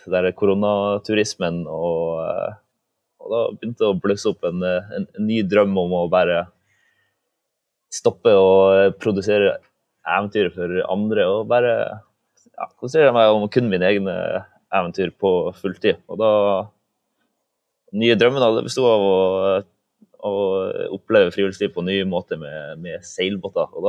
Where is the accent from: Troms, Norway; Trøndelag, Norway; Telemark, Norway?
Troms, Norway; Balsfjord; also born or lived in Svalbard